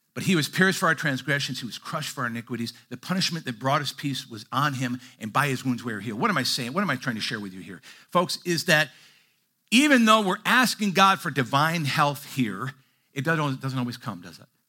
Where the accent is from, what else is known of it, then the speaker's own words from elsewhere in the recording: Midwest, United States; moved away; I grew up in the Midwest